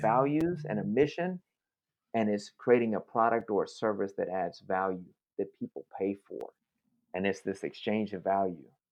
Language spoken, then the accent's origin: English; New York, United States; moved away as an adult; also born or lived in South Bronx / Oakland; I'm from New York